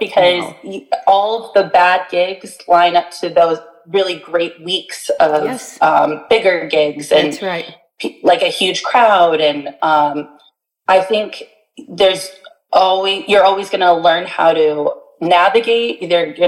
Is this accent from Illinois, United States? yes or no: no; Bradenton, Florida, United States; my hometown of Bradenton, Sarasota area